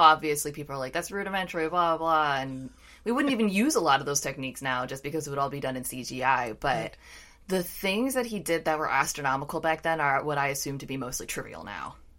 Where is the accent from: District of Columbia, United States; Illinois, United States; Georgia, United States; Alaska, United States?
District of Columbia, United States; Washington; I live near the Capitol, you know, those riots happen in my hometown